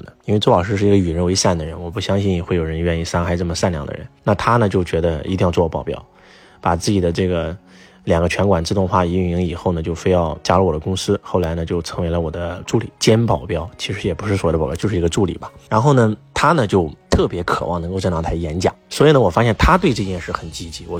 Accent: China; 老外会呃让我们感觉到我们中国人很轻浮

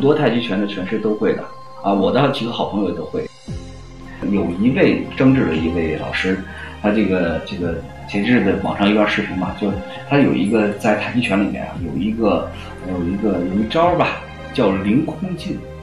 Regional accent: Yongnian, Hebei, China; 我家乡呢是河北省永年县，就在邯郸旁边的，啊，一个县城

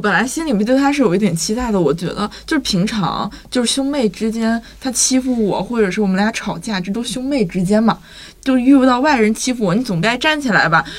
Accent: Northeast China, China; accent: Northeastern; 对我爸是东北人，要不然我的口音怎么能如此东北？

